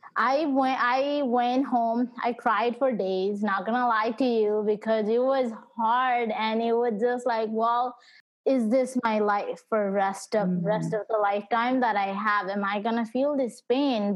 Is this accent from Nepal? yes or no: yes; Nepal; now in United States; my parents and I we moved to US so I was born back in Nepal